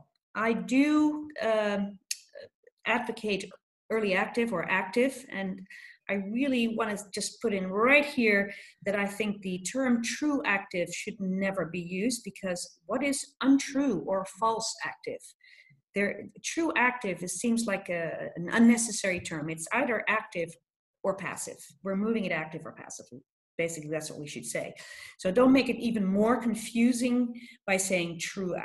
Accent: Netherlands; moved away as an adult; also born or lived in United States; I'm Dutch, but I'm also American born

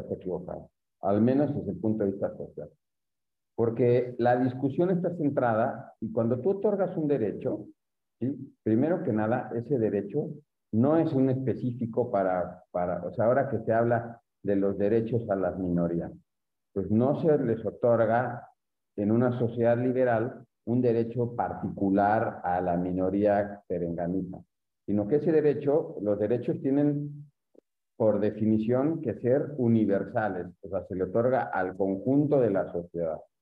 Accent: Mexico; los mexicanos decimos

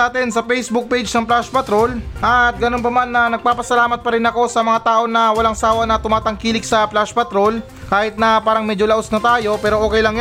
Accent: Philippines; nagpapasalamat talaga ako um, bilang isang Pilipino na meron tayong pagkatao o ugali ng pagiging masaya kahit na meron tayong problema.

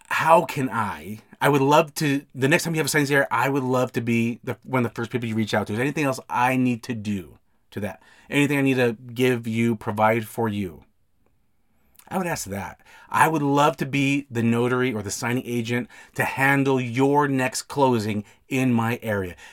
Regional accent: Salt Lake City, Utah, United States; I'm from the Salt Lake, Utah area.

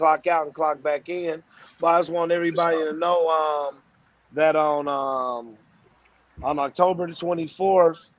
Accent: Kansas City, Missouri, United States; All my people from middle school, from Hogan, all the people I hustle with, Southeast Center, basketball, rap

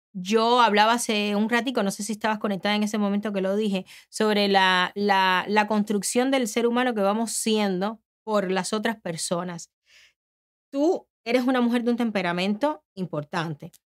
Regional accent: Cuba; moved away as an adult; now in United States; Cuando yo salí de Cuba

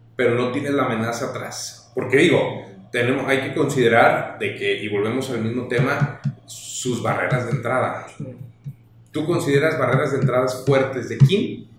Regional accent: Guadalajara, Jalisco, Mexico; Nosotros somos de Guadalajara

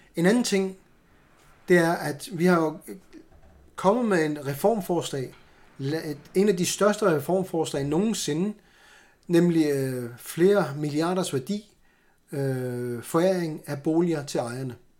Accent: Greenland; jeg er grønlænder

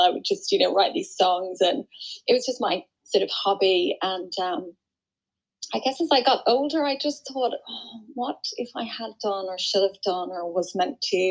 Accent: Ireland; now in Surrey, United Kingdom; I'm Irish. Um, I live in Surrey in the UK.

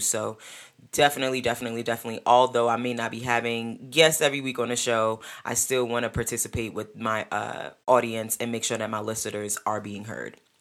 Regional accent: New York, United States; I'm a New Yorker.

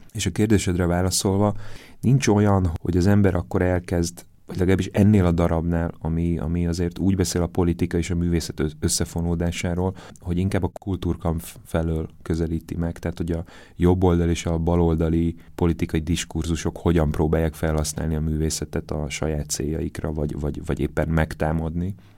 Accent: Zalaegerszeg, Zala, Hungary; moved away; én Zalaegerszegen születtem

